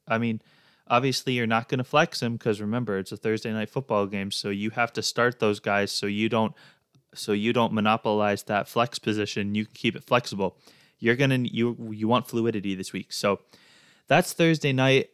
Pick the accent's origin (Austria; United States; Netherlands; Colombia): United States; Midwest; growing up in the Midwest